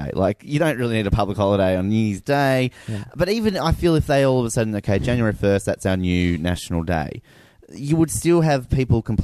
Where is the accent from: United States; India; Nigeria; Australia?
Australia; I'm a proud Australian. I want to celebrate my country.